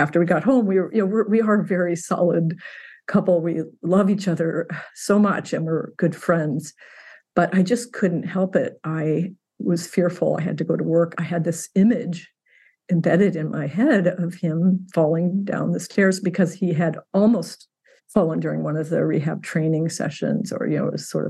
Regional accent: Indiana, United States; moved away as an adult; also born or lived in Alaska; now in Washington, United States; I grew up in Indiana

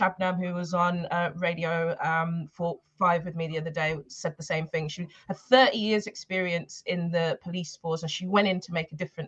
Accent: Birmingham, West Midlands, United Kingdom; also born or lived in Tottenham, London; now in London, United Kingdom; I'm actually from Birmingham and I grew up in Handsworth

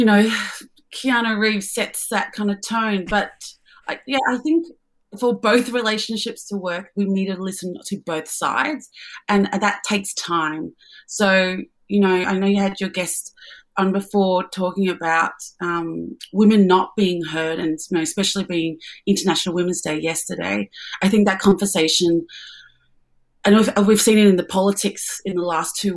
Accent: Melbourne, Victoria, Australia; I'm from Melbourne.

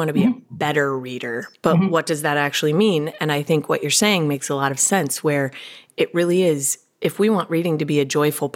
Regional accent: Colorado, United States; now in California, United States; I'm originally from Colorado

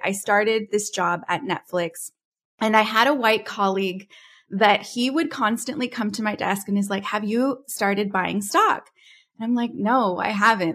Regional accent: California, United States; moved away; also born or lived in Dallas, Texas; I'm originally from California

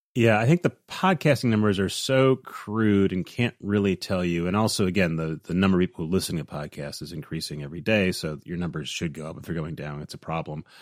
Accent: Midwest, United States; growing up in the Midwest, in the U S

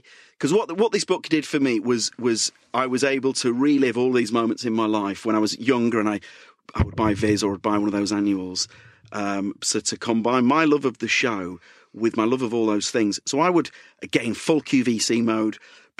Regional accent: Leeds, Yorkshire and the Humber, United Kingdom; accent: Leeds; I barely got my Leeds accent left, let alone trying West Country.

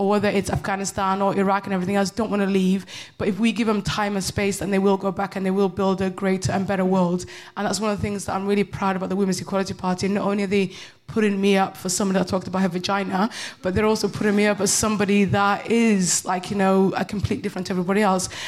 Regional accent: United Kingdom; everybody calls me bitter, but I'm just British.

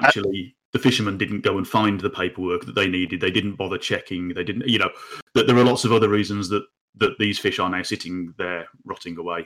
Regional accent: United Kingdom; we as the British people

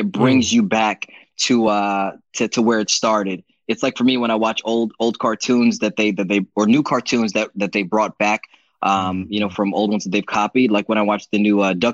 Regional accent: Belize; I'm from Belize

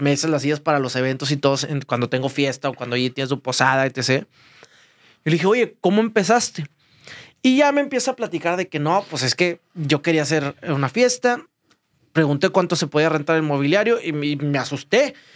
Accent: Ciudad Victoria, Tamaulipas, Mexico; moved away; Yo fui paqueterito cuando era chiquito en Ciudad Victoria.

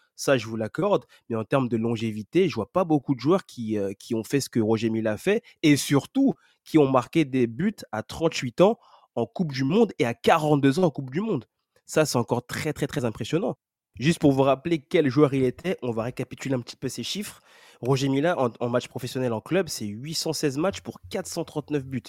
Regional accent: Cameroon; nous connaissons tous en tant que Camerounais

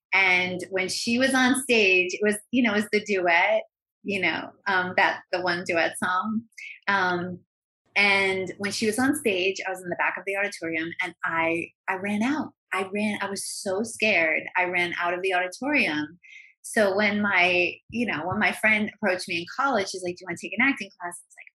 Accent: New York, United States; now in Los Angeles, United States; Oh my God. I grew up talking like this. I grew up in an Italian American family, and I'm one of six kids, and you know, we were Irish Italian.

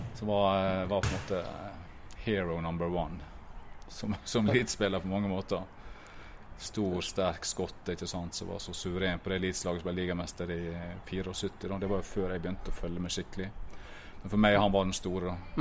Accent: Ulsteinvik, Møre og Romsdal, Norway; Hødd er jo laget mitt fordi at jeg på en måte vokste opp i området her, og jeg er jo fra Ulsteinvik

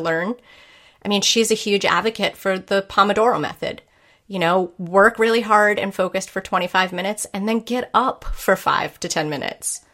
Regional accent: New England, United States; growing up in Puritan New England

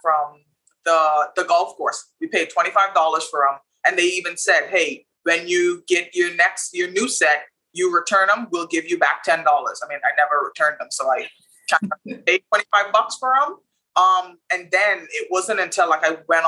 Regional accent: Bahamas; Childhood in the Bahamas was amazing

